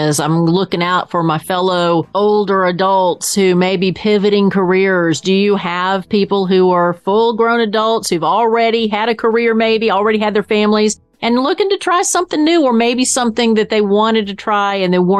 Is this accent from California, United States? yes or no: no; Tennessee, United States; He knows I'm from Tennessee.